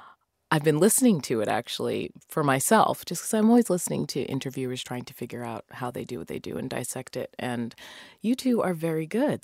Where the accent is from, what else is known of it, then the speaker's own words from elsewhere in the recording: Massachusetts, United States; my family, they're all Jamaican, but I grew up in Massachusetts and I just ended up with no accent.